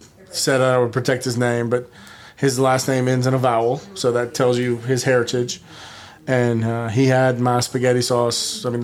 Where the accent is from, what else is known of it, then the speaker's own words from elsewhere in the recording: the South, United States; I'm born and raised in the South.